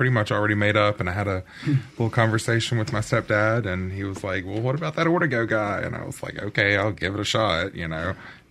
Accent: Purvis, Mississippi, United States; also born or lived in Las Vegas / Hattiesburg; I grew up in Purvis, Mississippi.

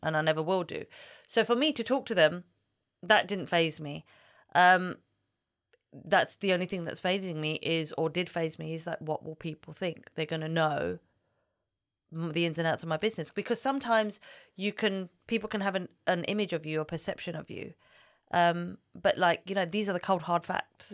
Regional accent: London, United Kingdom; I love growing up here. I don't think I could live in London forever

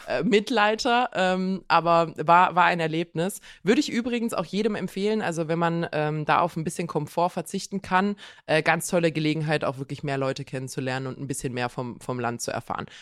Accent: Croatia; moved away

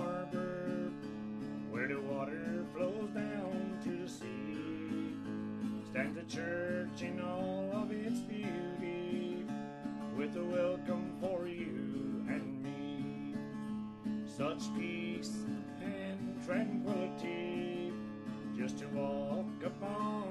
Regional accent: Portobello, Newfoundland and Labrador, Canada; I am from Portobello, Newfoundland

